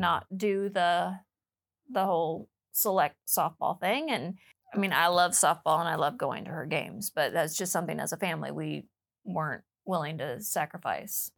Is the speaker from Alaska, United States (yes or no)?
no; Freeman, South Dakota, United States; now in Plano, United States; I grew up in South Dakota and uh, on, a, a little little farm um, near Freeman, South Dakota